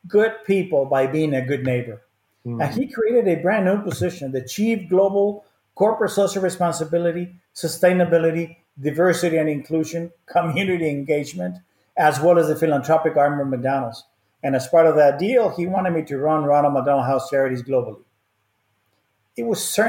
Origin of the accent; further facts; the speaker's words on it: Mexico City, Mexico; moved away; I was born and raised in Mexico.